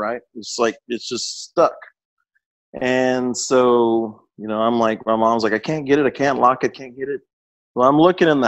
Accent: Austin, Texas, United States; I was born in Austin and grew up. The house I grew up in was next door to my grandparents' house.

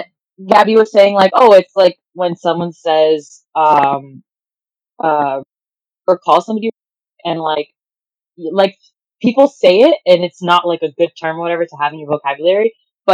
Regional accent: Miami, Florida, United States; I'm from Miami

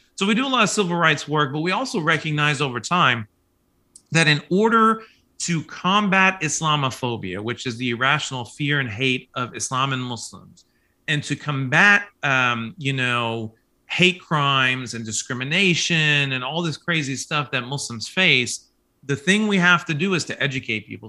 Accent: Kansas City, Kansas, United States; also born or lived in Manhattan, Kansas; now in Oklahoma, United States; I was born and raised in Kansas City, Kansas

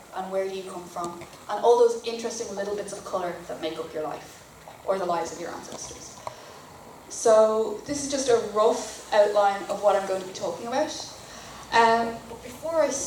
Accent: North Dublin, Leinster, Ireland; I grew up in North Dublin, very small peninsula hope

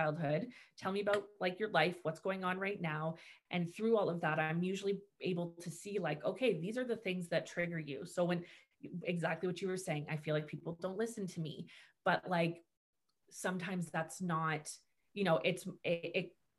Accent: Markham, Ontario, Canada; moved away as an adult; also born or lived in Oshawa; now in Bowmanville, Canada; I'm from Markham

